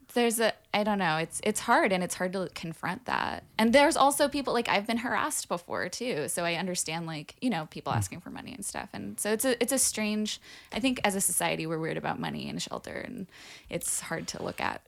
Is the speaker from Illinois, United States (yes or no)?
no; Burbank, California, United States; I grew up partially in the Burbank, LA area